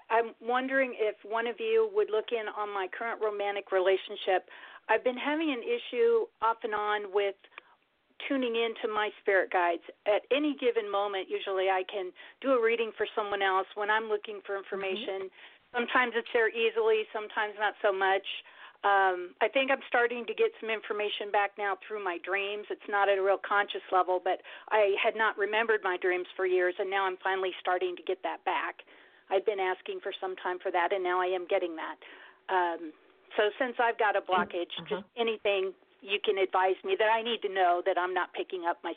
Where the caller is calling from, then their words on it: Nebraska, United States; in Nebraska.